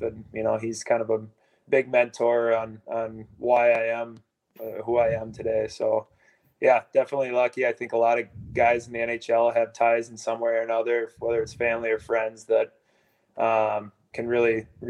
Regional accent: Blaine, Minnesota, United States; I'm from Blaine, and it was a very competitive, deep team that we had.

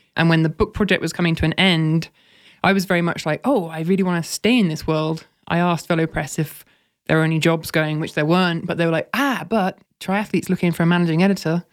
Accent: United Kingdom; moved away as an adult; also born or lived in Oxford; as a Brit

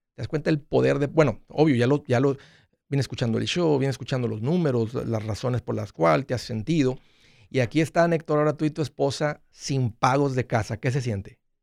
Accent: Matamoros, Tamaulipas, Mexico; moved away; somos paisanos, somos del mismo pueblo

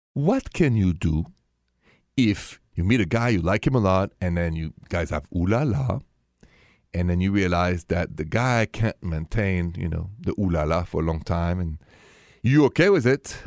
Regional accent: Paris, Île-de-France, France; accent: French; English is a second language; moved away; my accent, c'est français, straight from Paris

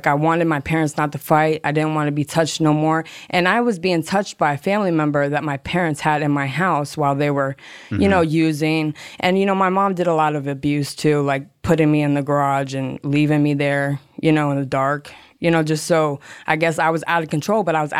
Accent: Hollywood, Florida, United States; All right, well … from Hollywood, Florida.

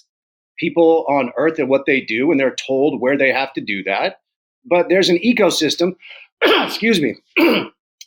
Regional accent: New Canaan, Connecticut, United States; now in Utah, United States; I grew up in New Canaan

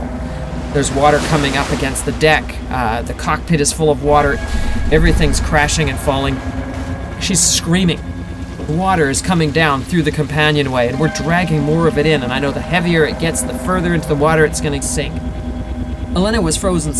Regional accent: Victoria, British Columbia, Canada; We can see the lights of Victoria. They're all spread out. I mean, that's it. That's my hometown.

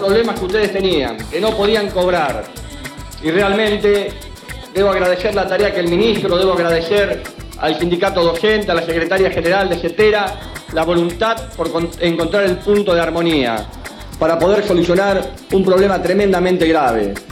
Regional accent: Argentina; Como argentino

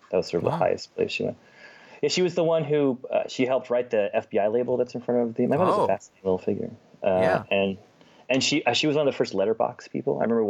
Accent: Los Angeles, California, United States; I grew up where the 405 meets the 10, if you're from LA.

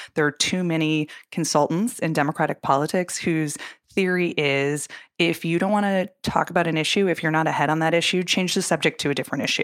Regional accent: Minnesota, United States; even in Minneapolis, um, in my home state

